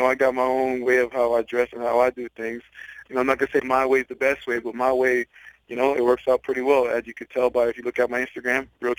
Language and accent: English; Canada; moved away; being Canadian